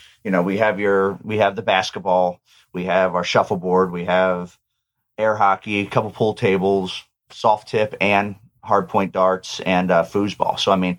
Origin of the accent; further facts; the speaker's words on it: Ormond-by-the-Sea, Florida, United States; I'm a native. So I was born up in Ormond by the Sea